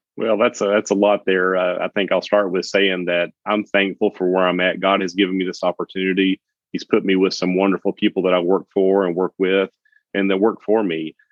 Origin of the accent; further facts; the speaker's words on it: Knoxville, Tennessee, United States; moved away as an adult; also born or lived in Jacksonville, Florida; It's my hometown where I'm where I was born and raised